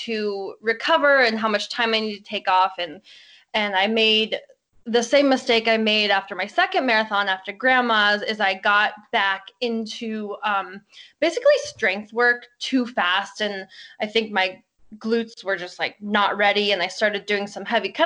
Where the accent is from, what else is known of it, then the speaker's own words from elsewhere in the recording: Boulder, Colorado, United States; I am from Boulder, Colorado